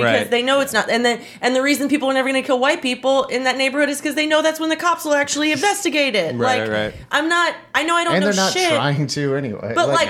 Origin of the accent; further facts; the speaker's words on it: New Orleans, Louisiana, United States; They think I'm from Shreveport because I talk about Shreveport all the time in my jokes, and I'm like, no, I'm from here.